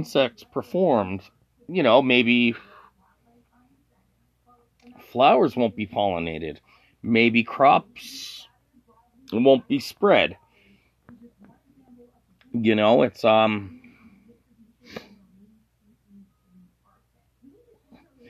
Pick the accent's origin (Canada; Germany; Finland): Canada; I'm Canadian